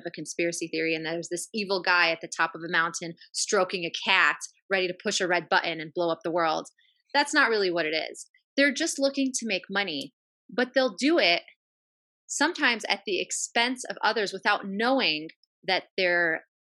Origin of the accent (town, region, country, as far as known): United States; born or raised there